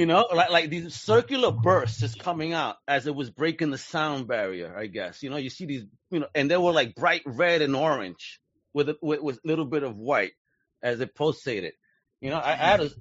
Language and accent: English; New York, United States; now in Florida, United States; I grew up in New York.